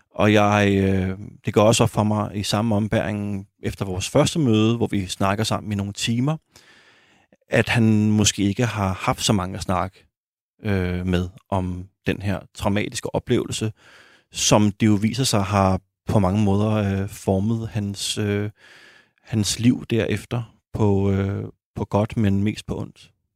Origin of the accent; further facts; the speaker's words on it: Copenhagen, Capital Region of Denmark, Denmark; boede øh, også i urbanplanen på Amager, hvor jeg voksede op.